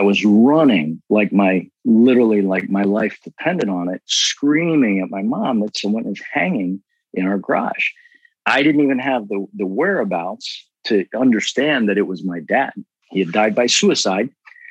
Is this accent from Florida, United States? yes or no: no; Cincinnati, Ohio, United States; We grew up in Cincinnati, Ohio